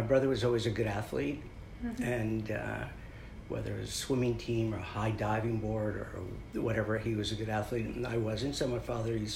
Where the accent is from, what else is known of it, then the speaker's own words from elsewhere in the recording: Maplewood, New Jersey, United States; I grew up in New Jersey, in Maplewood, South Orange, New Jersey.